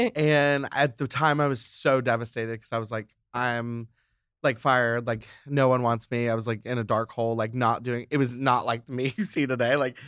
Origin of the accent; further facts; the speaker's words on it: Alabama, United States; now in Atlanta, United States; Cause I grew up in Alabama, went to college in Alabama, and then moved to Atlanta. So I've always been like Southern boy